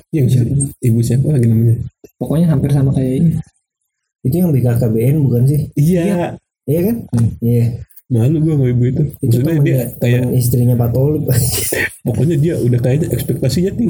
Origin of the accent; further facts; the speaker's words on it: Bekasi, West Java, Indonesia; Iya gue dari Bekasi.